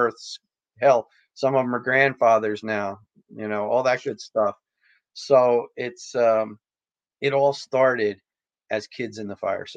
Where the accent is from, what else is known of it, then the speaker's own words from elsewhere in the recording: New Egypt, New Jersey, United States; I grew up in New Egypt. My family's been in New Egypt since 1937